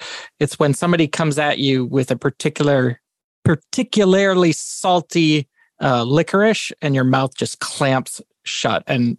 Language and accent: English; Western Canada, Canada; also born or lived in Midwest, United States; now in United States; I'm from Western Canada